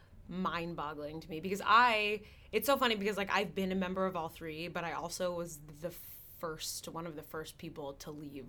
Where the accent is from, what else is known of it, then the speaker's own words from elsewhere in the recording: Norfolk, Virginia, United States; I grew up in Norfolk, Virginia.